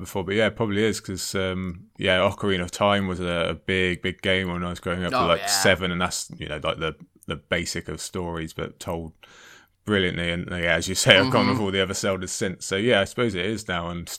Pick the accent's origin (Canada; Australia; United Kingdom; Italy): United Kingdom; also born or lived in Cardiff; Harry Potter was kind of spoon fed to us being British